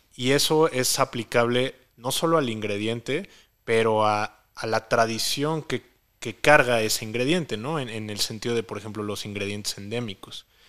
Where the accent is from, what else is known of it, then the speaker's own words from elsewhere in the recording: Mexico; aquí en México